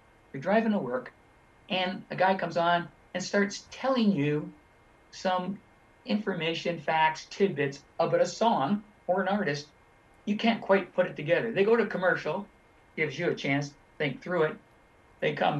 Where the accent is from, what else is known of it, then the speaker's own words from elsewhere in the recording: Toronto, Ontario, Canada; I grew up in Toronto